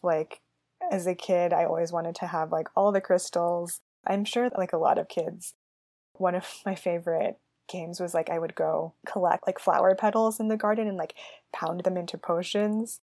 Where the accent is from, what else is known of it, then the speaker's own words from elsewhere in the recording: San Francisco Bay Area, California, United States; I grew up in the San Francisco Bay Area